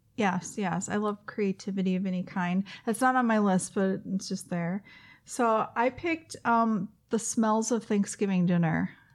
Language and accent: English; the South, United States; moved away; I grew up in the South, and we do dressing in the South in the pan